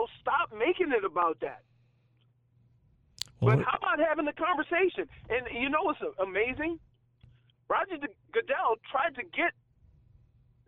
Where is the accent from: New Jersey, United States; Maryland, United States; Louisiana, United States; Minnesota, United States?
Louisiana, United States; New Orleans; moved away as an adult; also born or lived in Ann Arbor, Michigan / Miami, Florida; I'm from New Orleans, okay? I'm from the South, the real South.